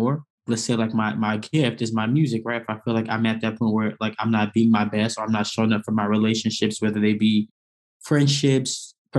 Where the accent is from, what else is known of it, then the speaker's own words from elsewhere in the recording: New York City, New York, United States; moved away as an adult; also born or lived in Atlanta, Georgia / Bloomington, Indiana; Born and raised in Brooklyn, New York